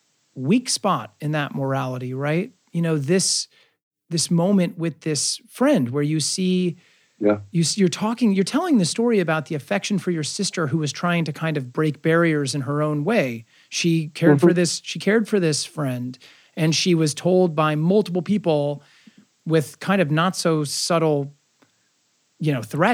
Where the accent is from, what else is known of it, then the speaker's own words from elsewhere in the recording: Nebraska, United States; I grew up in Nebraska.